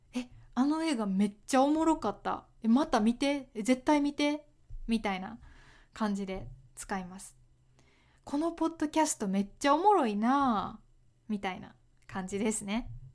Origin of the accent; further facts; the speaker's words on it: Kyoto, Japan; accent: Kansai-ben; 私は関西出身ですえっ、ー、と京都のまあ、下の方大阪 に近い京都で生まれました